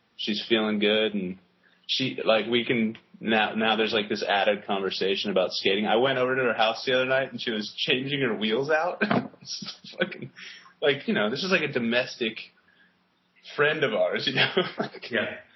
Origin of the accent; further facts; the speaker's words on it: United States; I'm such an American.